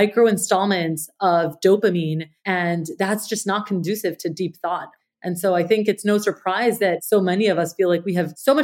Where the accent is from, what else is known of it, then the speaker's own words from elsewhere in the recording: Colombia; I grew up in Colombia, South America, and I remember as a little girl